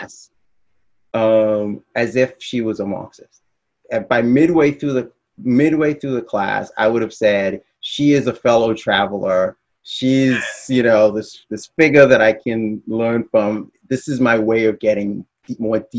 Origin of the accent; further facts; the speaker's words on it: Bahamas; moved away as an adult; also born or lived in Midwest, United States; I'm from the Bahamas